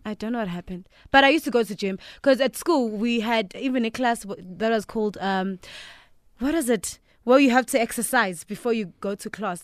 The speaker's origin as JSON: {"language": "English", "town": "Duduza", "region": "Gauteng", "country": "South Africa", "tie": "born or raised there", "also_born_or_lived": "Eshowe, KwaZulu-Natal / Empangeni, KwaZulu-Natal", "said": "I grew up in the East Rand of Duduza."}